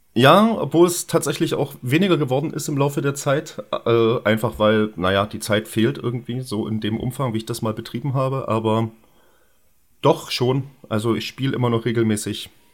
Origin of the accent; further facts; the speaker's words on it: Görlitz, Saxony, Germany; ich komme ja auch aus Görlitz